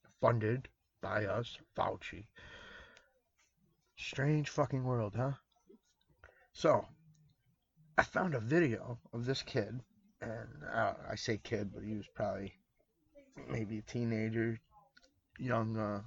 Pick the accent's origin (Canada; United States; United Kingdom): United States